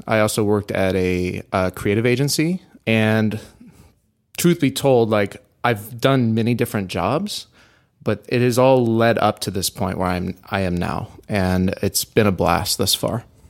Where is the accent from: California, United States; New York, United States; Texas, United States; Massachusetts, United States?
Texas, United States; Houston; moved away; also born or lived in Dallas, Texas; I like to consider myself being raised in Houston